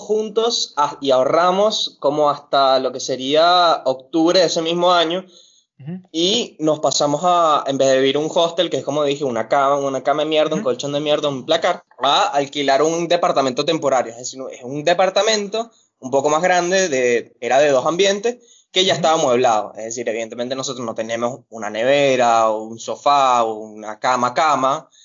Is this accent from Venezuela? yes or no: yes; Venezuela; moved away as an adult; now in Buenos Aires, Argentina; Nos salimos de Venezuela juntos, pero en Brasil, en Manaus, nos separamos